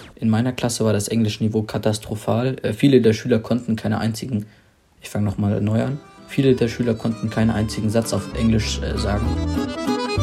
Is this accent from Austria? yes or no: no; Germany; ich komme aus Deutschland